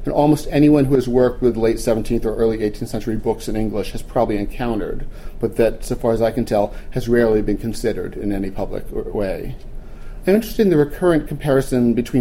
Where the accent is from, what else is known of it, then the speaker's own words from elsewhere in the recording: Wilmington, Delaware, United States; I grew up in Wilmington and spent an inordinate amount of time of my misspent youth misspending it at Winterterra